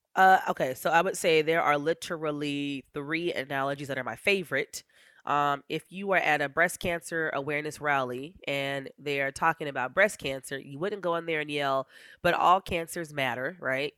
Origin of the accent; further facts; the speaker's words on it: Eagle River, Alaska, United States; I was raised in Eagle River